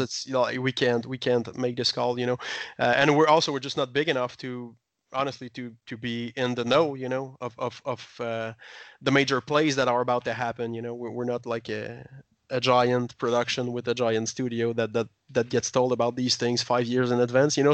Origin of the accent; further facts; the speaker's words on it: Quebec, Canada; we're from Quebec.